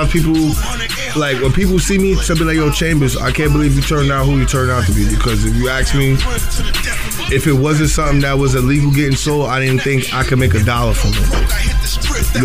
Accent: New York City, New York, United States; also born or lived in Queens; I was from Brooklyn

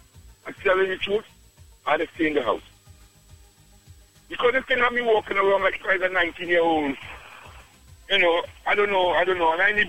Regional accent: Trinidad & Tobago; moved away; I'm from Trinidad, boss.

